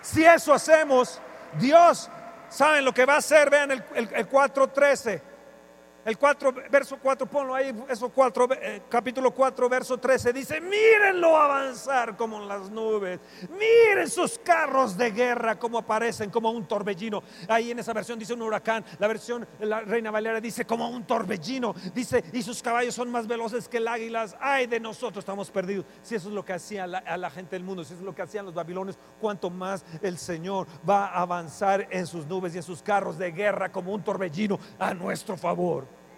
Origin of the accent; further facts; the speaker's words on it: Mexico; nosotros como mexicanos